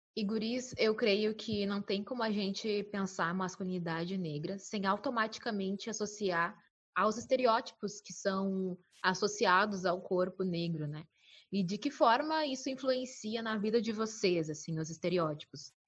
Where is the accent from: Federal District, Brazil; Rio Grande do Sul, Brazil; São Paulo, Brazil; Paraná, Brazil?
Rio Grande do Sul, Brazil; Bagé; now in Porto Alegre, Brazil; eu moro em Porto Alegre, mas sou de Bagé